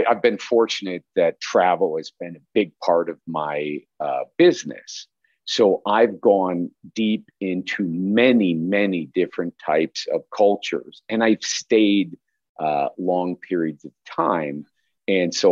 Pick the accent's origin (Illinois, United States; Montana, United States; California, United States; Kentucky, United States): Illinois, United States; Chicago; I grew up in Chicago area